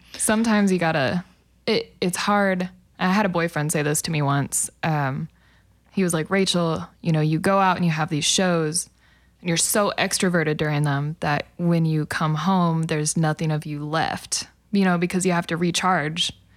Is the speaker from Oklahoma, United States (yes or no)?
yes; El Reno, Oklahoma, United States; also born or lived in Hinton, Oklahoma; I grew up in El Reno